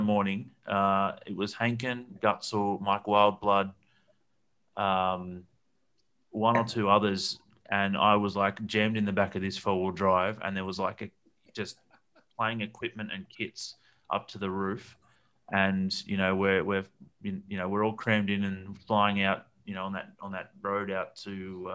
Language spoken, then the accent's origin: English; Australia; moved away; also born or lived in Brisbane; I'm Australian